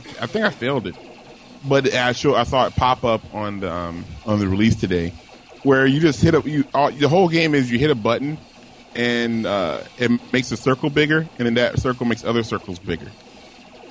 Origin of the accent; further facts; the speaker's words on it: Virginia Beach, Virginia, United States; I am from a small town called Virginia Beach, Virginia